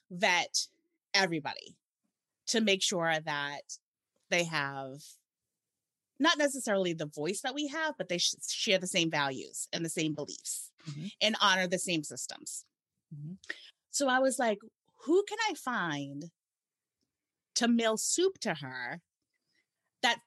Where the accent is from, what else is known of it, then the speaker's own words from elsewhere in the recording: Massachusetts, United States; Sherilyn and I are from Massachusetts